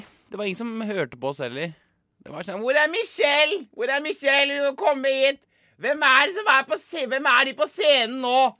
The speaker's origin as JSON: {"language": "Norwegian", "town": "Kongsberg", "region": "Buskerud", "country": "Norway", "tie": "born or raised there", "moved": "as an adult", "lives_now": "Oslo, Norway", "said": "Hjemme på Kongsberg så løp vi jo 1000 meter med rennaræv"}